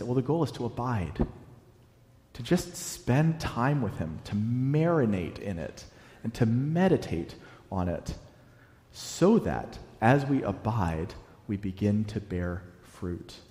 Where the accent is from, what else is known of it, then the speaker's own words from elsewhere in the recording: Virginia, United States; moved away as an adult; also born or lived in North Carolina / the South; now in New England, United States; I grew up in Virginia, and then I lived in North Carolina for almost a decade, and we moved up here